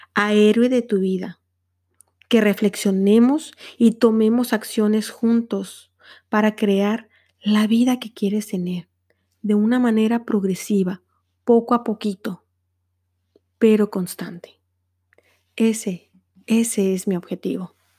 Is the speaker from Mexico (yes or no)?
yes; Mexico; moved away as an adult; now in Netherlands; soy una mexicana a quien el amor la trajo a los Países Bajos